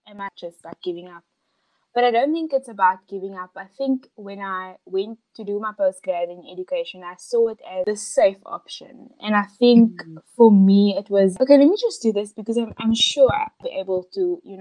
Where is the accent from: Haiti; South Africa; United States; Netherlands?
South Africa; Cape Town, Western Cape; So I am born and bred in Cape Town. I've been here my whole life.